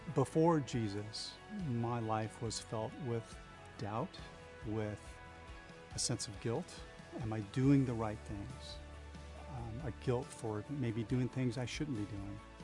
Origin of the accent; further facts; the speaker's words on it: Bellevue, Washington, United States; I am a native Washingtonian and I grew up in Bellevue.